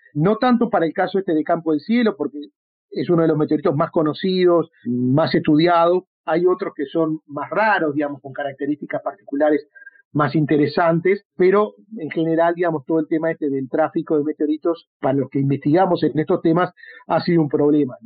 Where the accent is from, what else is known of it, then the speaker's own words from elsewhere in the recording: Uruguay; aquí en el Uruguay